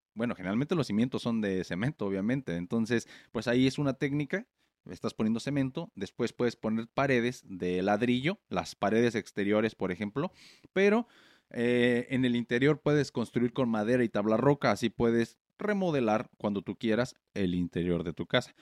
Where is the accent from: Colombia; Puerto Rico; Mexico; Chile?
Mexico; Morelia, Michoacán; moved away as an adult; now in United States; yo soy de México, de Morelia, ya saben, y los que no saben, pues sí, puro, puro, Michoacán